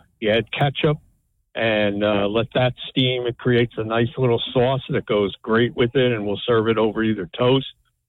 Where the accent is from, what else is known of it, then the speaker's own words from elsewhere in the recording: Jersey Shore, New Jersey, United States; I'm a pork roll guy growing up in the Jersey Shore, so we're pork roll all the way down here.